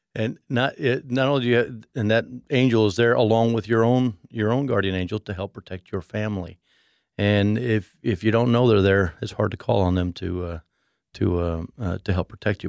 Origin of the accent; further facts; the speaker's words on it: Mexico City, Mexico; I grew up in Mexico City.